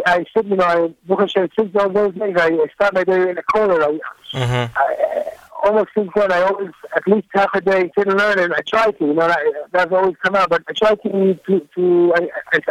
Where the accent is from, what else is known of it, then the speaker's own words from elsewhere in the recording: Jerusalem, Jerusalem District, Israel; we grew up in Nachlaot, which is not far from the Shuk Machane Yehuda